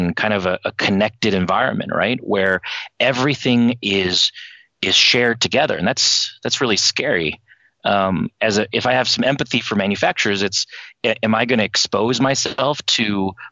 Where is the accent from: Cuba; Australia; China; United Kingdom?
China; moved away; I was born in China. I left in 1989